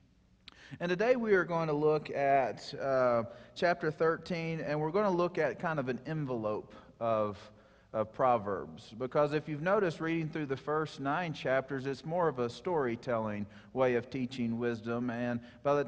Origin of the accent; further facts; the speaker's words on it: Mississippi, United States; moved away; I'm from Mississippi